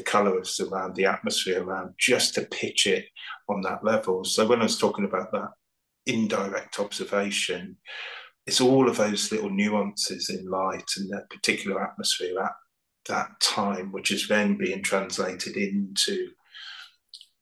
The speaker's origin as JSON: {"language": "English", "area": "the Fens", "region": "East of England", "country": "United Kingdom", "tie": "born or raised there", "also_born_or_lived": "London", "moved": "as an adult", "said": "I grew up in the Fens"}